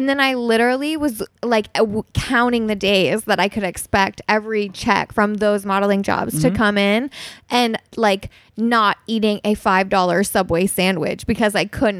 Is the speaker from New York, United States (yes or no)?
yes; New York, United States; now in Los Angeles, United States; So like for me, you know, I came from New York before I moved